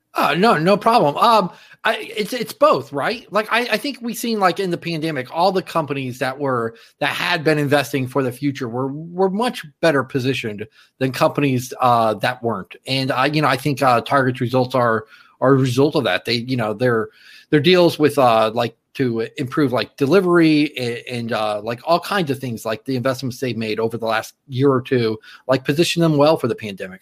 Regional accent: Fort Lauderdale, Florida, United States; my hometown, Fort Lauderdale

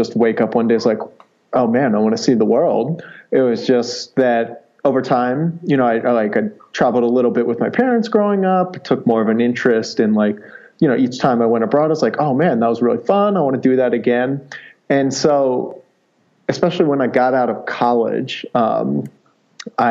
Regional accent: Ohio, United States; also born or lived in California / Washington, D.C. / Mexico; now in Colorado, United States; I grew up in Ohio, traveling all over

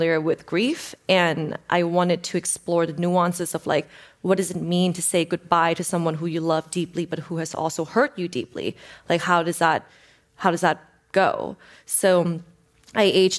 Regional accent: Bangkok, Thailand; now in Los Angeles, United States; I'm born and raised in Thailand

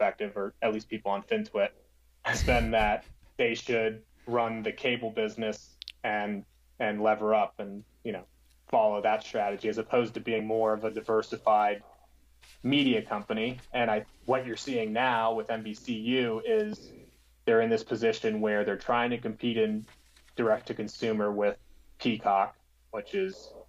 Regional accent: South Florida, United States; I grew up in South Florida

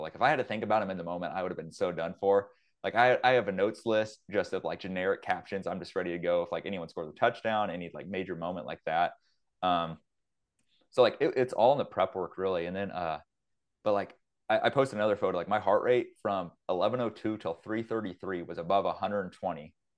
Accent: Ellinwood, Kansas, United States; back in my hometown, Ellenwood, Kansas

